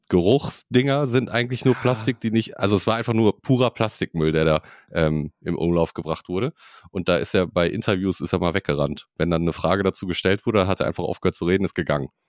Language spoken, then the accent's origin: German; Switzerland; Ich komme aus der Schweiz, ne?